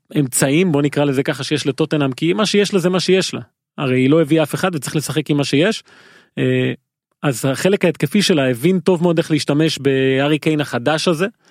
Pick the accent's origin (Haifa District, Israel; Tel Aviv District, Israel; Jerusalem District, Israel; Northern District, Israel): Haifa District, Israel; Haifa; כנער חיפאי בגיל הזה